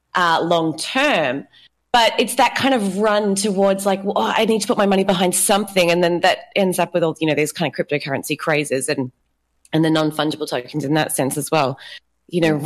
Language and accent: English; Australia; now in Brazil; I am Australian. I live in Brazil.